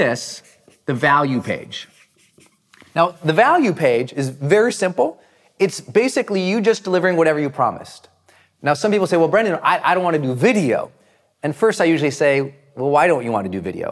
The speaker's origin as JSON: {"language": "English", "region": "Montana", "country": "United States", "moved": "yes", "said": "I was from Montana"}